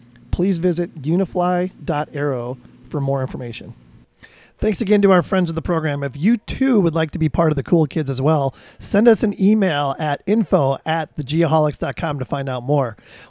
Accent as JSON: {"language": "English", "town": "Chicago", "region": "Illinois", "country": "United States", "said": "I'm from Chicago."}